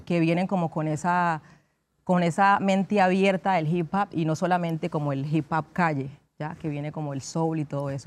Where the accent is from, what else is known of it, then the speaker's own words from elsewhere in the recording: Condoto, Chocó, Colombia; yo nací en Condoto, en el Chocó, eh, en Colombia